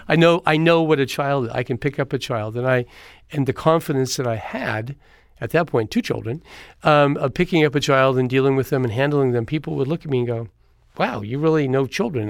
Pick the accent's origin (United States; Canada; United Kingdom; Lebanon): United States; Eureka, California; born or raised there